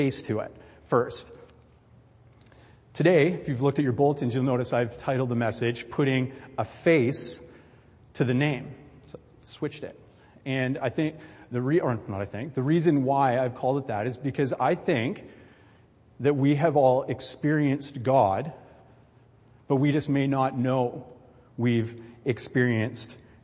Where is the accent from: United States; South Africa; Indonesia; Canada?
Canada; Vancouver Island, British Columbia; I'm a BC guy, right? I'm from Vancouver Island